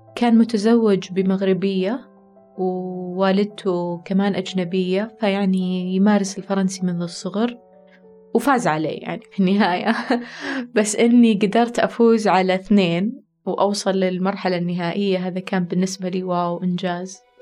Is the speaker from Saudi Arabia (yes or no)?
yes; Saudi Arabia; عندنا في السعودية